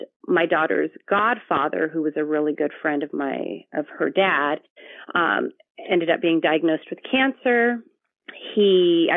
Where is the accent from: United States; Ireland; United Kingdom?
United States; Victorville, California; also born or lived in Long Beach, California / Eastvale, California; I grew up further into the desert, Victorville, California. That's where I spent most of my childhood until I left for college